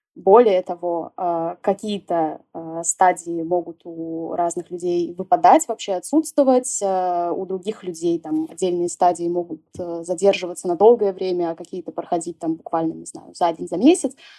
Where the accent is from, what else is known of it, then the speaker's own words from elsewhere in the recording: Saint Petersburg, Russia; moved away as an adult; Я жила в Питере, м, всю свою жизнь. То есть я родилась в Питере, и вплоть до иммиграции я там и жила.